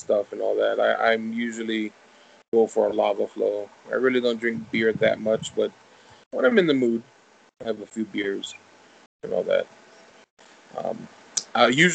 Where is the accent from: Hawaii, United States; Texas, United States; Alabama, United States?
Hawaii, United States; I live in one of the most beautiful places ever in the world